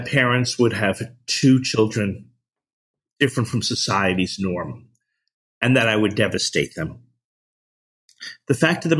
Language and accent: English; New Jersey, United States; I'm from New Jersey